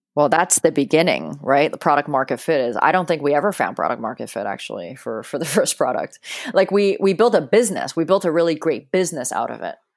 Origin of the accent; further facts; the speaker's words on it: Hong Kong; I grew up in Hong Kong and I remember, you know, being 5 years old and being in a taxi